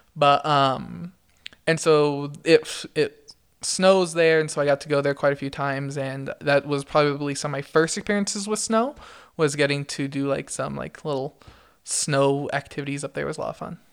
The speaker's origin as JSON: {"language": "English", "town": "Brea", "region": "California", "country": "United States", "tie": "born or raised there", "moved": "as an adult", "lives_now": "Idaho, United States", "said": "I grew up in Orange County. Um, and in Orange County, I was from a smaller city called Brea"}